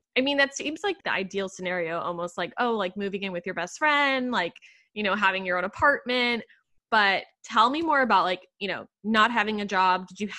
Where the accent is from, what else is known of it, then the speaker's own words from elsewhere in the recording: Puerto Rico; moved away as an adult; now in New York City, United States; growing up in Puerto Rico and also having the same, you know, kind of like, you know, Latin background, like speaking Spanish at home